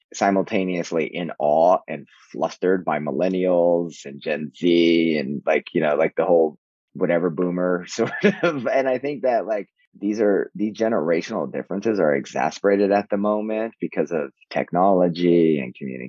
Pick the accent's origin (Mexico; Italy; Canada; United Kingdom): Mexico; born there; I'm the only Mexican because I was born in Mexico